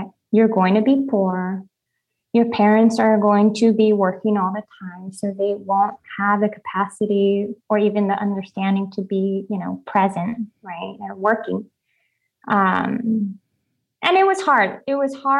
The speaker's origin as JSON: {"language": "English", "town": "Firebaugh", "region": "California", "country": "United States", "tie": "born or raised there", "said": "I grew up in Fireball. It's a very small rural town in California, close to Fresno, California."}